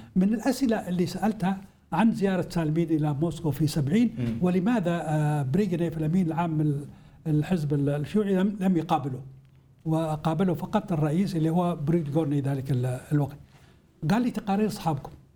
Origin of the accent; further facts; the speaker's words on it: Hadhramaut, Yemen; عندنا في حضرموت